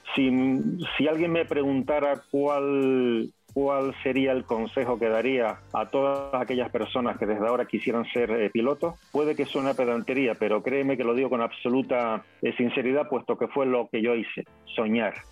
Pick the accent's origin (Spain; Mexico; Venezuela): Spain; Fuerteventura, Canary Islands; yo nací en una bonita isla que se llama Fuerteventura, que yo vivo actualmente en el archipiélago de las Islas Canarias